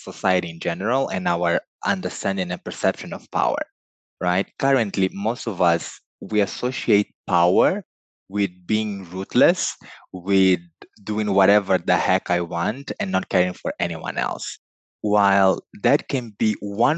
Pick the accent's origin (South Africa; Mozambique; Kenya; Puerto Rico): Mozambique; first language Portuguese; English is a second language; I was born in Mozambique in sub-Saharan Africa.